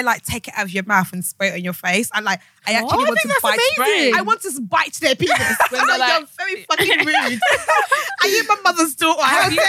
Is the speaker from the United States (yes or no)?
no; Essex, East of England, United Kingdom; I was in Essex. I was brought up in Essex.